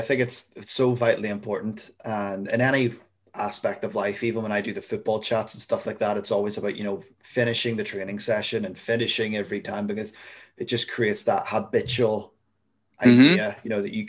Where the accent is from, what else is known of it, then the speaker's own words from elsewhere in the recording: United Kingdom; Being British, I make tea. I don't make coffee.